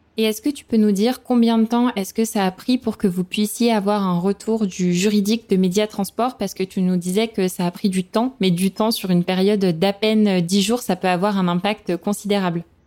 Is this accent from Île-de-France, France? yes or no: no; Lyon, Auvergne-Rhône-Alpes, France; je suis lyonnaise